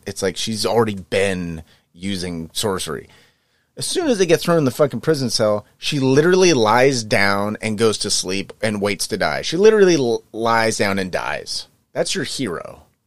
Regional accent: Northern California, United States; I'm from Northern California

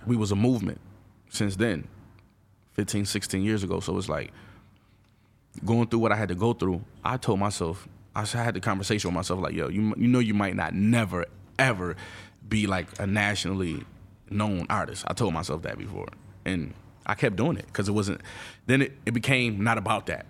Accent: Buffalo, New York, United States; I'm from Buffalo. I'm not from the boroughs, but I'm still from New York

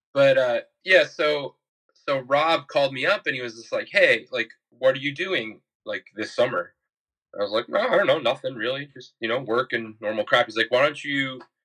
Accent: New York City, New York, United States; I'm from Bayside, Queens

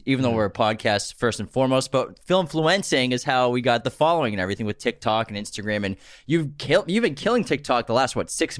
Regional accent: East Coast, United States; we're from East Coast too.

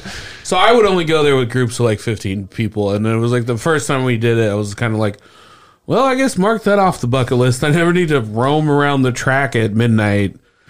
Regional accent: Speedway, Indiana, United States; And I grew up in Speedway

